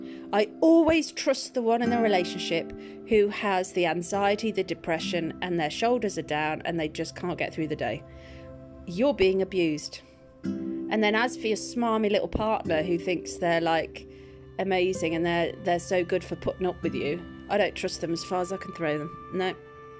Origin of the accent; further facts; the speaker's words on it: Welsh, Wales, United Kingdom; I'm Welsh